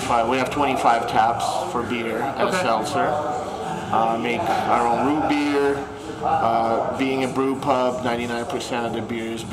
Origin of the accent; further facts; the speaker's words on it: Moscow, Russia; also born or lived in Ukraine / Los Angeles, United States / Hawaii, United States; now in Colorado, United States; I was born in Ukraine and I grew up in Moscow.